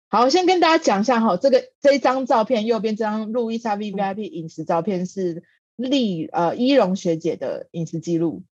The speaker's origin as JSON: {"language": "Chinese", "country": "Taiwan", "said": "我们台湾人原本传统的家庭里面比较少有的元素"}